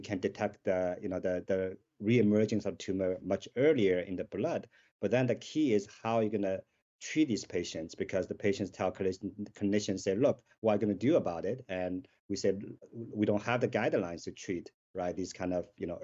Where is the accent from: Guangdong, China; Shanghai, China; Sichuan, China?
Shanghai, China; moved away; I grew up in Shanghai